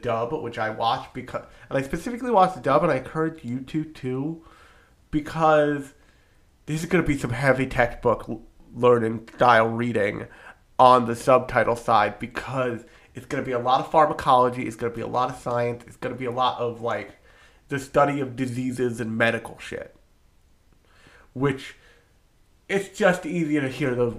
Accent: New Jersey, United States; I am from New Jersey, the pharmaceutical capital of the United States.

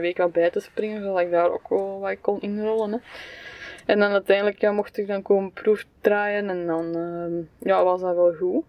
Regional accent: Belgium; Als Belg

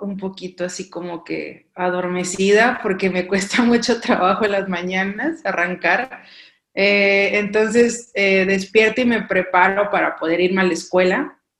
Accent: Mexico; moved away as an adult; soy mexicana, claro, de la costa

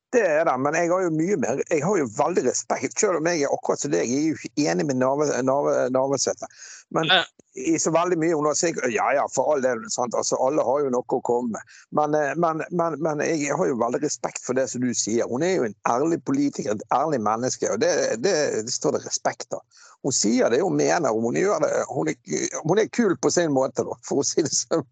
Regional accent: Bergen, Vestland, Norway; moved away as an adult; now in Askøy, Norway; jeg kommer fra Laksevåg

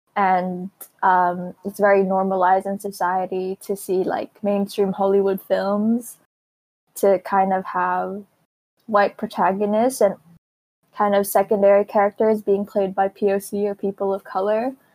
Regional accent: Philippines; now in Hong Kong; growing up in Asia and growing up in the Philippines

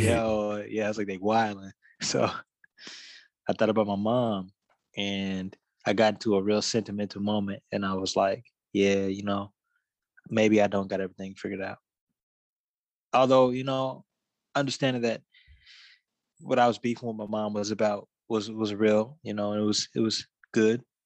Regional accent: Dallas, Texas, United States; a musician from Dallas

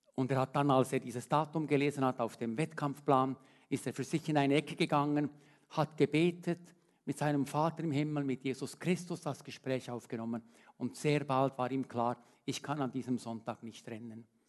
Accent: Switzerland; als Schweizer

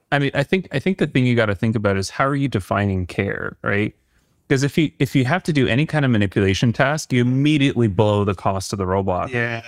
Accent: Canada; being a Canadian

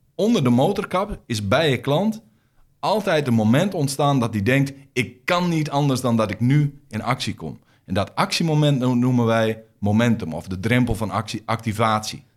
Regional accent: Groningen, Netherlands; accent: Groningen; also born or lived in Rotterdam; je hoort aan mijn accent dat ik uit Groningen kom

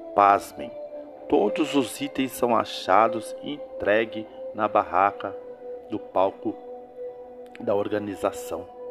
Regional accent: Brazil

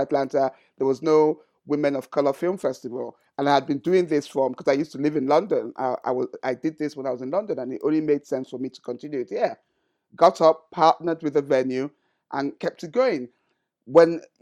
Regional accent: Sagamu, Ogun State, Nigeria; my hometown, Shagamu

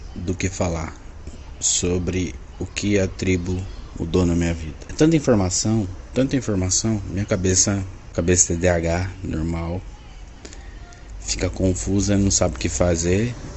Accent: Londrina, Paraná, Brazil; sou de Londrina, Paraná, advogado e economista

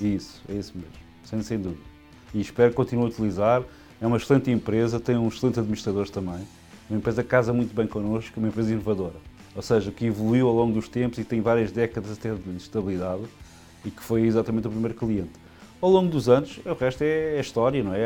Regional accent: Lisbon, Portugal; eu nasci em Lisboa, em Portugal, em 1977

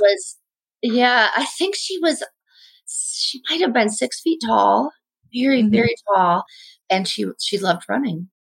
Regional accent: Indiana, United States; moved away as an adult; also born or lived in Hyde Park, New York; i grew up in indiana

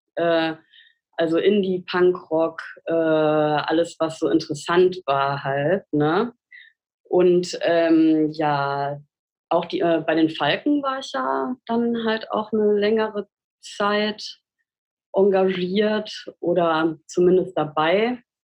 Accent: Siegen, North Rhine-Westphalia, Germany; moved away as an adult; now in Cologne, Germany; ich bin ja in Siegen aufgewachsen

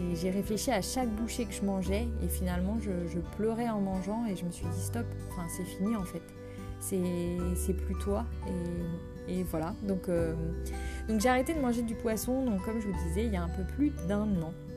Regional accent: Brittany, France; je suis bretonne d'origine

